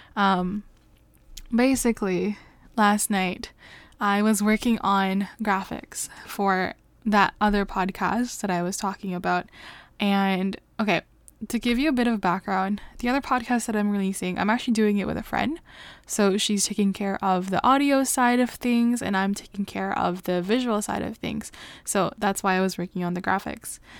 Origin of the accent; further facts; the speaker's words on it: Canada; I am Canadian